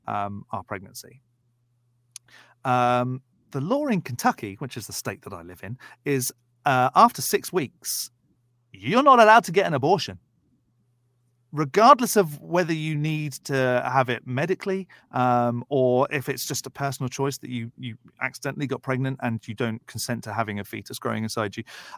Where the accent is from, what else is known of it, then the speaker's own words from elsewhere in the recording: United Kingdom; I'm British and we don't have that language in the UK.